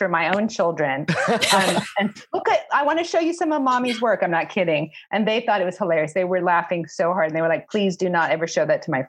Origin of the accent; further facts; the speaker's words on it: Shawnee, Oklahoma, United States; I'm from a really small town in Oklahoma